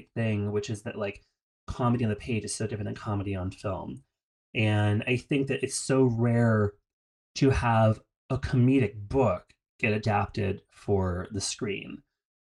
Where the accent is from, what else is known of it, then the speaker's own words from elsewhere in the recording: United States; as American readers